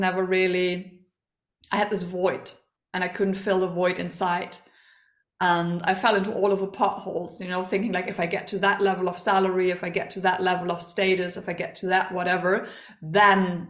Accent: Germany; I am from Germany.

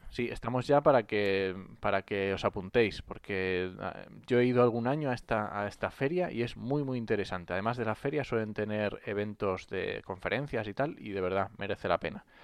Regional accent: Asturias, Spain; yo soy asturiano

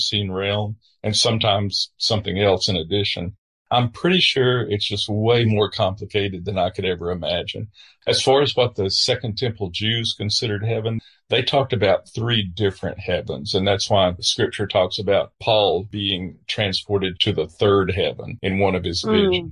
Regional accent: the American South, United States; I'm a Southerner

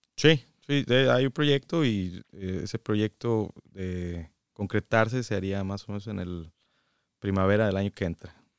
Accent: San Luis Potosí, Mexico; moved away as an adult; also born or lived in Guadalajara, Mexico; now in Michigan, United States; Nacido en Guadalajara eh, y ahí viví únicamente cinco años. Todo el resto de mi vida viví en San Luis Potosí

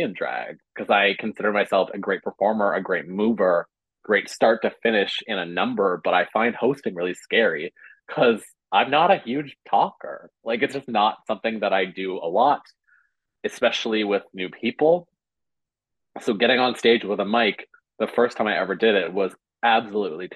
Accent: West Coast of Newfoundland, Newfoundland and Labrador, Canada; now in St. John's, Canada; when we say West Coast, we mean West Coast of Newfoundland, not West Coast of Canada

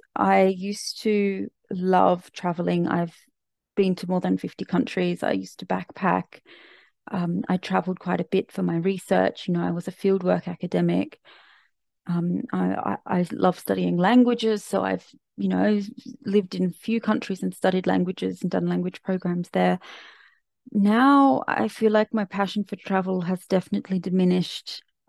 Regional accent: Australia; As an Australian going to Bali is hardly a remarkable feat.

